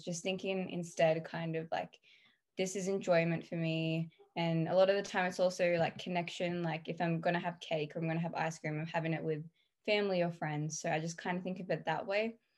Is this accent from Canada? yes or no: no; Australia; I'm 17 and I'm from Australia